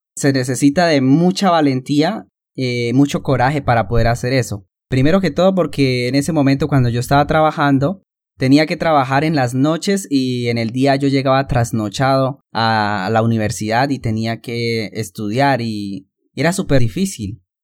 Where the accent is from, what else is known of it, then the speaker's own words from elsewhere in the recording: Santander, Colombia; also born or lived in Barrancabermeja, Colombia; Mis padres se mudaron a vivir en el a una finca eh, aquí mismo en Santander